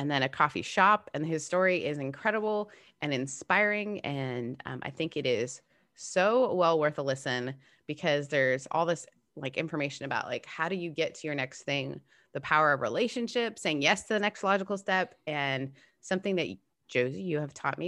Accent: Canada; as a Canadian

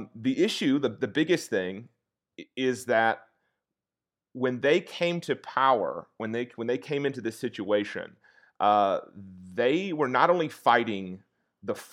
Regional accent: the South, United States; I'm a Southerner

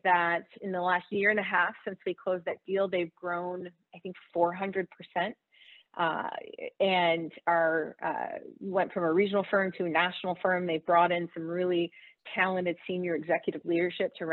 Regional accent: the South, United States; I'm from the South

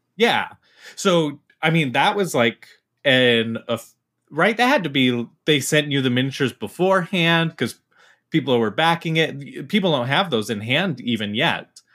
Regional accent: Utah, United States; I, I'm from Utah

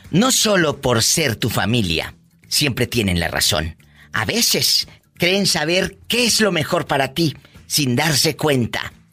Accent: Zacatecas, Mexico; moved away as an adult; No, yo soy de Zacatecas.

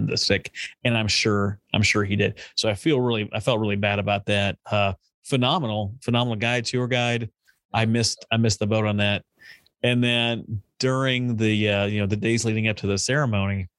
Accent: United States; born or raised there

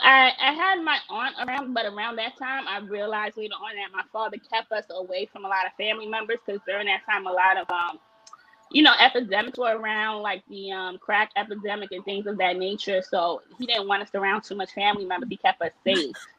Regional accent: New York City, New York, United States; I grew up in New York City.

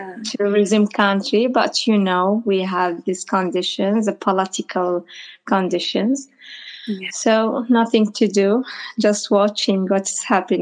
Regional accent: Iraq; also born or lived in Baghdad; I'm from Iraq.

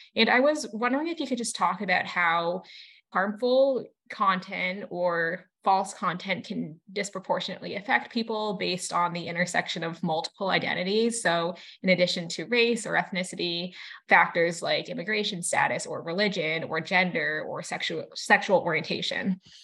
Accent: Massachusetts, United States; growing up in Massachusetts

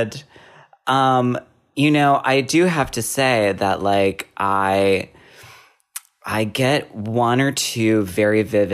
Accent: Midwest, United States; we're both from the Midwest

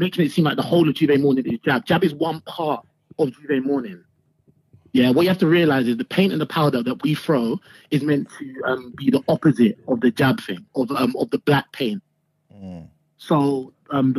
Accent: St Albans, East of England, United Kingdom; my family home's in St. Albans

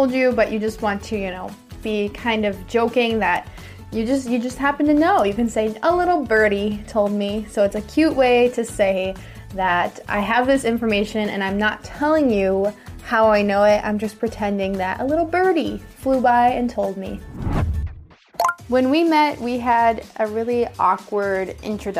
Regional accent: United States; I'm an American English teacher

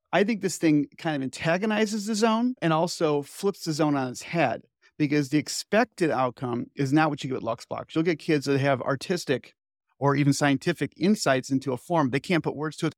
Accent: Chicago, Illinois, United States; I grew up in Chicago suburbs.

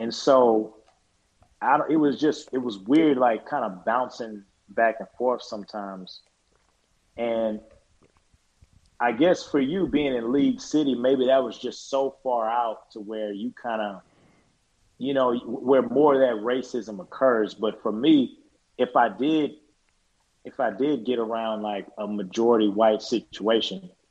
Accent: Houston, Texas, United States; moved away as an adult; also born or lived in New Orleans; growing up in Houston

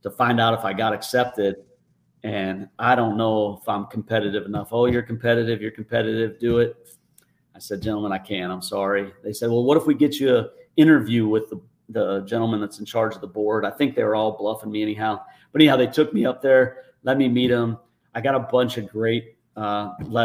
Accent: South Dakota, United States; moved away as an adult; also born or lived in Tustin, California; I grew up in a little town in South Dakota

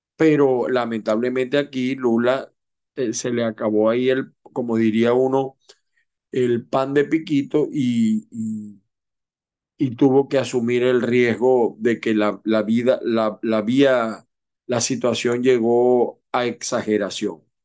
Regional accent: Venezuela; como venezolanos, como latinoamericanos

